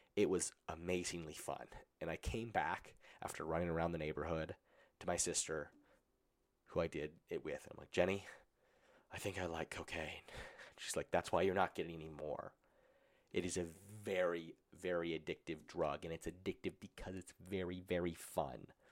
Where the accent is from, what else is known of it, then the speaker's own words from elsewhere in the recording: Colorado, United States; I grew up in Colorado where it was legal